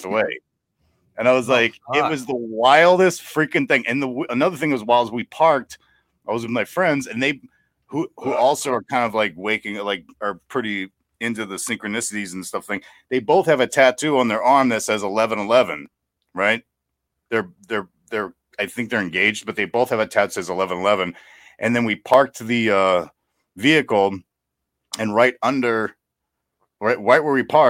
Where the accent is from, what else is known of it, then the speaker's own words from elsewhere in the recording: New Orleans, Louisiana, United States; moved away; We're from New Orleans